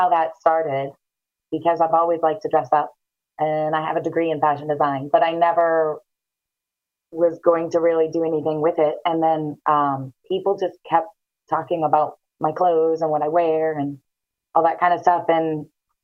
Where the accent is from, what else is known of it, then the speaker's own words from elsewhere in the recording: Newton, New Hampshire, United States; moved away as an adult; now in Florida, United States; So I'm from a tiny little town called Newton, New Hampshire. And it's an hour north of Boston.